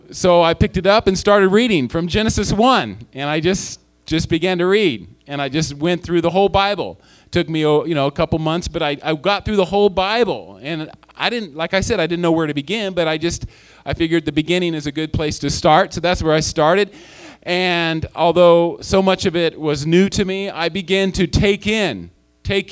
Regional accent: Chico, California, United States; I did return back to my hometown in Chico

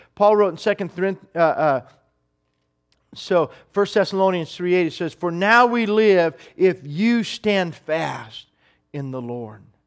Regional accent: United States; as an American

